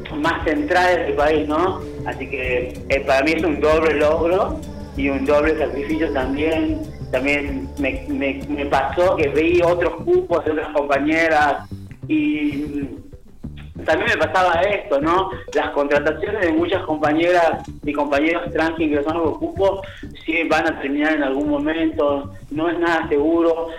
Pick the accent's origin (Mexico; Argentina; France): Argentina; Tucumán; moved away; como traba tucumana, que soy migrante